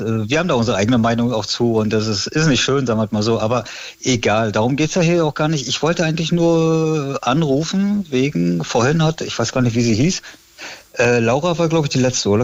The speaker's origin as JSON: {"language": "German", "area": "Rügen", "region": "Mecklenburg-Vorpommern", "country": "Germany", "tie": "born or raised there", "also_born_or_lived": "Berlin", "said": "ich bin gebürtiger Ruganer"}